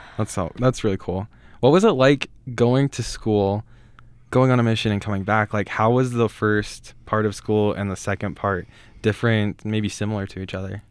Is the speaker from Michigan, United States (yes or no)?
no; Rexburg, Idaho, United States; I grew up just here outside of Rexburg